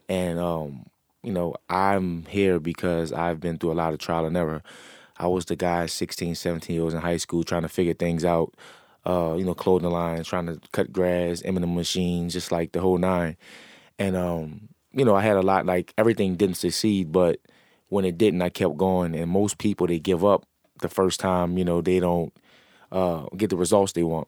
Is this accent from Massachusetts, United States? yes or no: no; New Orleans, Louisiana, United States; I'm an entrepreneur from New Orleans.